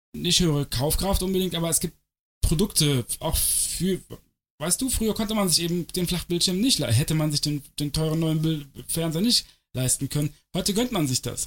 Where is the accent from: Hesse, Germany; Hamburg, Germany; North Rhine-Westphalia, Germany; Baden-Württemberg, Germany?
North Rhine-Westphalia, Germany; Cologne; moved away; Ich komme aus Köln ursprünglich